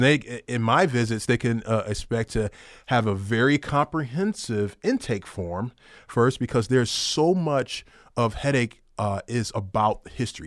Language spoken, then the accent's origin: English; Detroit, Michigan, United States; I'm originally from Detroit.